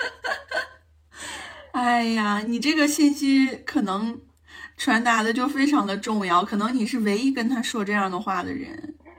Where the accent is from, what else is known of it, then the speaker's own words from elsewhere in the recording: Anshan, Liaoning, China; moved away; 从鞍山，我的老家，然后到朝阳，就是二姨夫的老家去过年